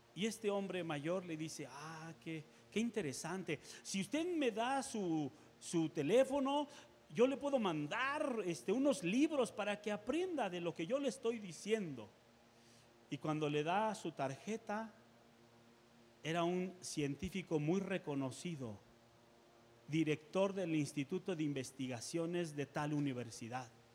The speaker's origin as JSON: {"language": "Spanish", "country": "Mexico", "said": "nosotros como seres humanos, como sociedad mexicana"}